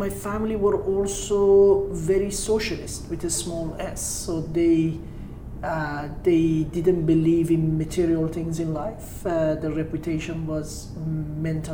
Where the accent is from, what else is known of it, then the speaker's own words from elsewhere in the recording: Tehran, Tehran Province, Iran; moved away; also born or lived in Caspian Sea coast, Iran; I grew up in Tehran, and then I moved to the Caspian Sea. So I spent my teenage years as a beach bum